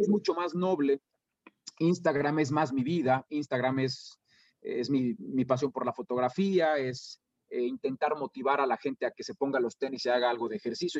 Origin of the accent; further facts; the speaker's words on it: Irapuato, Guanajuato, Mexico; also born or lived in Mexico City / León; Yo nací en la Ciudad de México y fue hasta los seis años, cuando yo tenía seis años, cuando mis padres decidieron cambiar de, de, de aires y se fueron a vivir a Irapuato.